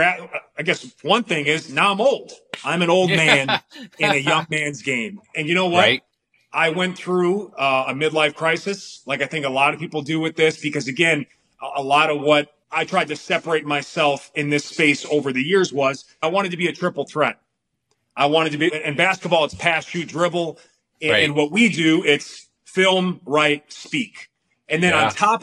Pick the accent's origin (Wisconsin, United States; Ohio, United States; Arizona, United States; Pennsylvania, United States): Wisconsin, United States; Milwaukee; now in Palm Springs, United States; Like, I live in Palm Springs, man. I'm from Milwaukee, Wisconsin.